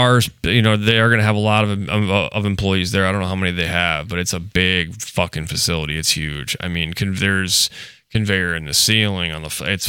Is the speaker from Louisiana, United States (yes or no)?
yes; Louisiana, United States; So basically, I came from Louisiana, went to New York